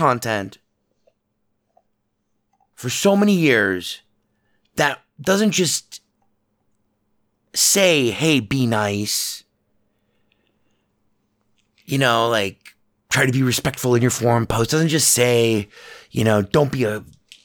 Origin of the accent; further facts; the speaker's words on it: Las Vegas, Nevada, United States; I grew up in Vegas, and Vegas was a small town.